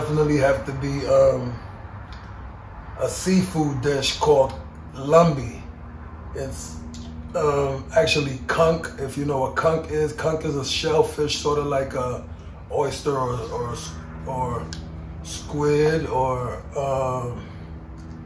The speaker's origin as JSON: {"language": "English", "town": "New York City", "region": "New York", "country": "United States", "tie": "born or raised there", "said": "I was born here in Queens"}